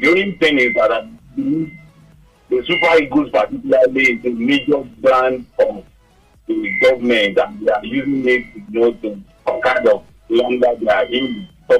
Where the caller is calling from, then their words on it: Lagos, Nigeria; I'm calling from Lagos.